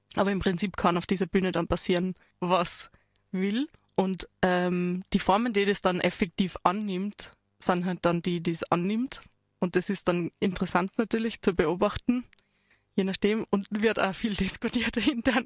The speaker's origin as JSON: {"language": "German", "area": "Waldviertel", "region": "Lower Austria", "country": "Austria", "moved": "yes", "lives_now": "Tyrol, Austria", "said": "ich komme aus dem Waldviertel ursprünglich auch dialektal"}